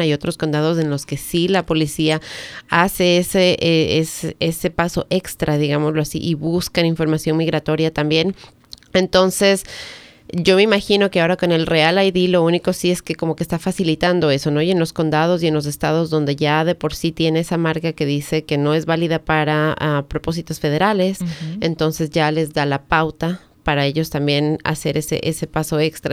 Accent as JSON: {"language": "Spanish", "country": "Ecuador", "moved": "as an adult", "lives_now": "United States", "said": "había manejado en mi país, pero en esos tiempos en, mi país no necesitábamos tomar clases"}